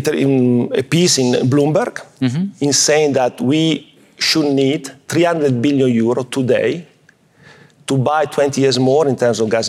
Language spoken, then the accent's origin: English; Italy; I'm coming from Italy